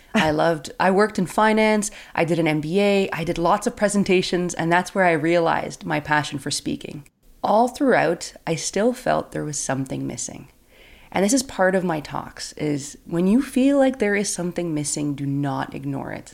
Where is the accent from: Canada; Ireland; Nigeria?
Canada; I'm from Canada